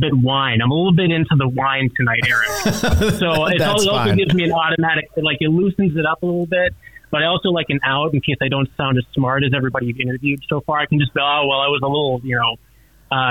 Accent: northwestern North Dakota, United States; moved away as an adult; now in Billings, United States; I'm originally from North Dakota

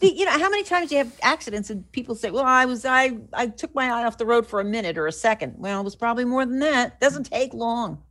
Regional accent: New Jersey, United States; when I was growing up in New Jersey

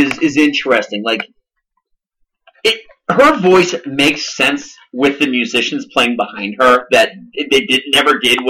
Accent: Boston, Massachusetts, United States; We're from Boston.

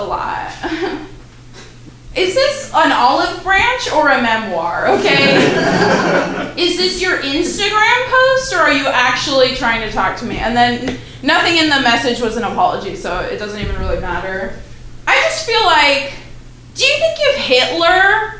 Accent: California, United States; moved away; I'm from California, so, and then I left there to come here.

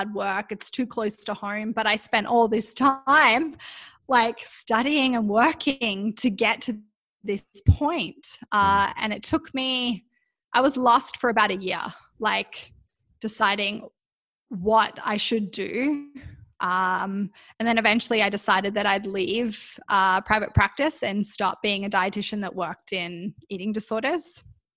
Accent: Canberra, Australian Capital Territory, Australia; moved away as an adult; now in Vancouver, Canada; I was born in Canberra in Australia, And my primary school even had their own gymnasium there.

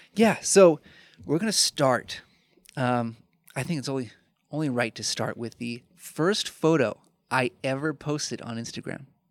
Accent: Chicago, Illinois, United States; moved away as an adult; also born or lived in Fort Wayne, Indiana / Aurora, Illinois; my hometown where I grew up, in Chicago

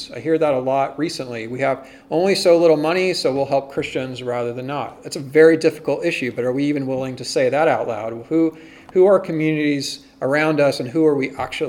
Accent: United States; as American Protestants

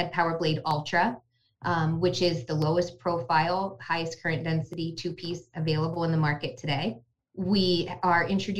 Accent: Latrobe, Pennsylvania, United States; I grew up there.

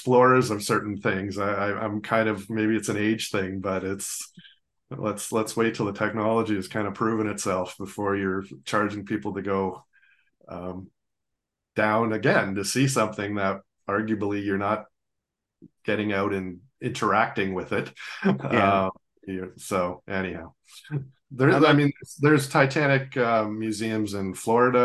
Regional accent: Mississauga, Ontario, Canada; I grew up in Mississauga, and I was 14 or something when the train derailment went

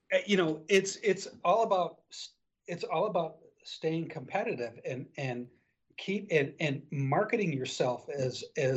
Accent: Detroit, Michigan, United States; growing up in Detroit, you know, back in the day, everybody went to graduated from high school. And like myself, I graduated from high school, and the following Monday, I was on the assembly line at Chrysler.

